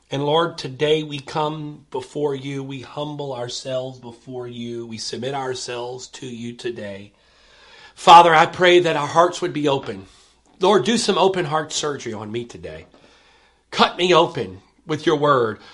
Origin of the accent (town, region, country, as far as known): United States